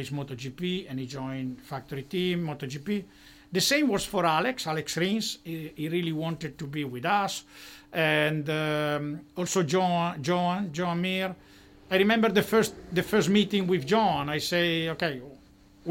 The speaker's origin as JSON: {"language": "English", "town": "Monza", "region": "Lombardy", "country": "Italy", "tie": "born or raised there", "said": "I was born in Monza."}